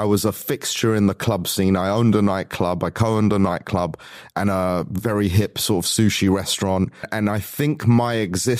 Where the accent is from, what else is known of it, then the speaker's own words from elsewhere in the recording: London, United Kingdom; also born or lived in Los Angeles; So growing up in London, basically you settle your differences like men.